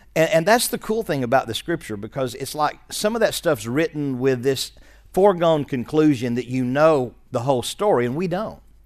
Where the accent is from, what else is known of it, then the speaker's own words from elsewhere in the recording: Arkansas, United States; also born or lived in West Virginia; We're from Arkansas.